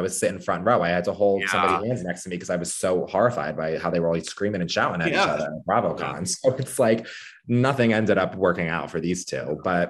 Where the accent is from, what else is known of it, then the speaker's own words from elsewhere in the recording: New Jersey, United States; I'm from Jersey, I love the Jersey Shore